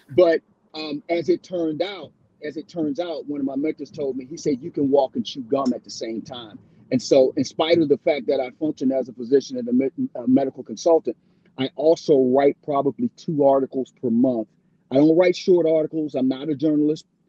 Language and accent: English; Baltimore, Maryland, United States; growing up in Baltimore, um, when I was there in the early '70s